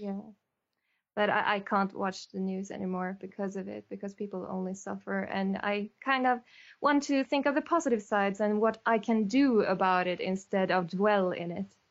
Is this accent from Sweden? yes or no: yes; Sweden; I'm from Sweden